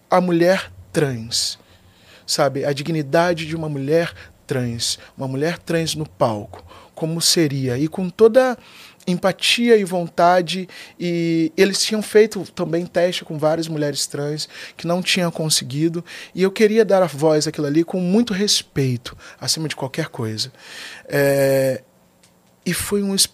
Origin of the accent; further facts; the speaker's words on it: Rio de Janeiro, Brazil; E aí, nossa, sou do Vidigal, eu sou um, eu sei ser um lorde.